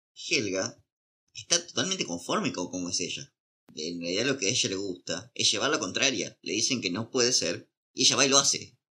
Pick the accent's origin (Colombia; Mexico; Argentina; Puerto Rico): Argentina; somos argentinos, capaz que pasamos ah. por mexicanos